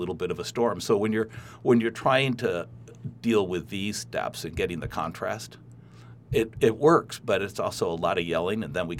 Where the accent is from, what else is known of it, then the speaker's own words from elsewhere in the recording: Midwest, United States; I'm a Midwesterner. I'm just a solid citizen.